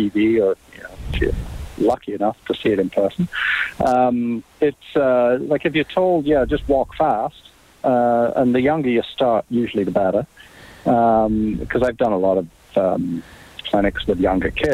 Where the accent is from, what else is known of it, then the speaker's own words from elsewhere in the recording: England, United Kingdom; moved away; growing up in England